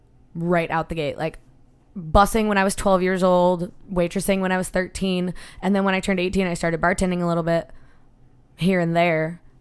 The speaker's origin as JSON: {"language": "English", "town": "Buffalo", "region": "New York", "country": "United States", "tie": "born or raised there", "moved": "yes", "said": "I am from Buffalo, New York. I grew up, my grandma still lives there actually. Grew up like a mile from the Buffalo Bills Stadium"}